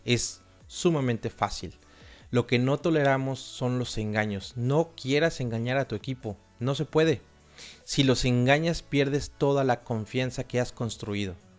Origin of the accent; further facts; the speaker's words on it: Xalapa, Veracruz, Mexico; moved away as an adult; also born or lived in Argentina / Vienna, Austria; No nací en una gran urbe, en realidad nací en una ciudad muy cultural pero bastante pequeña llamada Jalapa